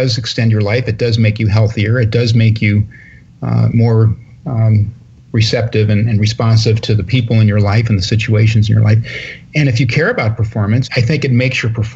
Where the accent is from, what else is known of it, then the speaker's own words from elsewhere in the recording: Northern California, United States; I'm from Northern California